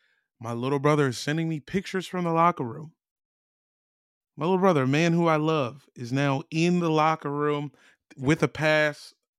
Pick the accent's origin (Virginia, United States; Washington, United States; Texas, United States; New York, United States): Virginia, United States; Woodbridge / Manassas; also born or lived in Lake Ridge, Virginia; Technically, I'm from both places.